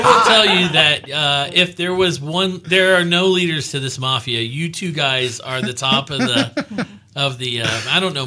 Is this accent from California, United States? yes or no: no; Miami, Florida, United States; moved away; I'm from Miami original, originally